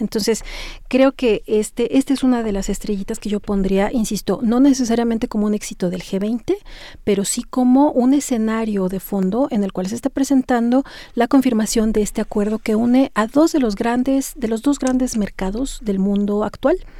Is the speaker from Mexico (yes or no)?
yes; Mexico; como mexicanos, como ciudadanos, como eh, profesionistas